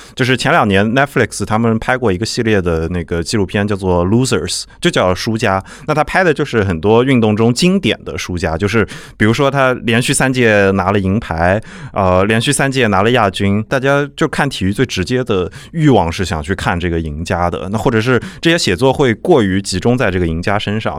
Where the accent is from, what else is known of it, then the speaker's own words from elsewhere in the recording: Nanjing, Jiangsu, China; 因为我是南京人